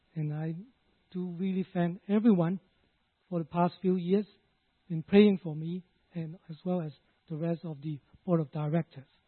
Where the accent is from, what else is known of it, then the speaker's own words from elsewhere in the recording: Hong Kong; now in Canada; I was born in Hong Kong